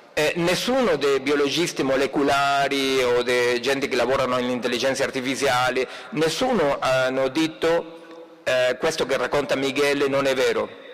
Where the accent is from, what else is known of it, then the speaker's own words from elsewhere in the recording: Argentina; Italian is a second language; moved away; il mio compatriota che imita il mio accento, il Papa Francesco